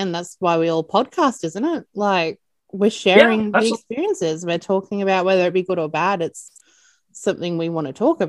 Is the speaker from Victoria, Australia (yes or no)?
yes; Melbourne, Victoria, Australia; I'm from Melbourne